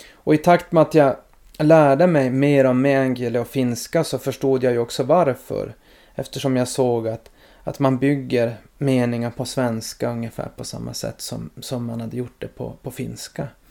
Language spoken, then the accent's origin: Swedish; Norrbotten County, Sweden; also born or lived in Malmfälten